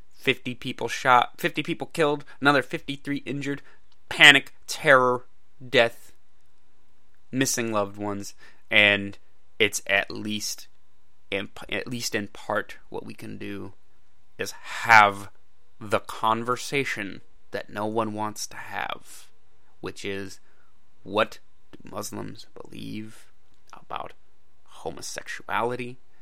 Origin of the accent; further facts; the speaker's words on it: United States; I'm an American